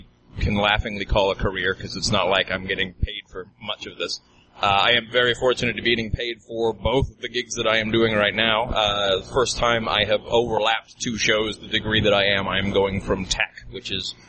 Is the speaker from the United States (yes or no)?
no; New Zealand; Yeah, I grew up in New Zealand